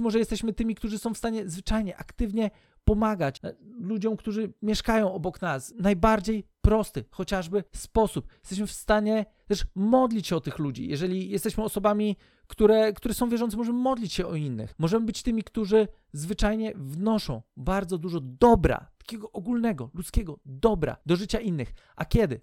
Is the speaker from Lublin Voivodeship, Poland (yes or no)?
no; Lubusz Voivodeship, Poland; moved away as an adult; also born or lived in Ireland / Leszno; now in Kościerzyna, Poland; najpierw wychowałem się w moim rodzinnym mieście, które w ogóle tam to dopiero jest, jest ciekawie. E, jeszcze województwo lubuskie